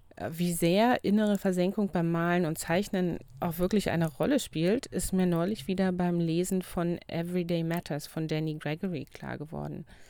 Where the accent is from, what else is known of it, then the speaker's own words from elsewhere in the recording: Brandenburg, Germany; now in Lüneburg, Germany; wo ich herkomme im Brandenburgischen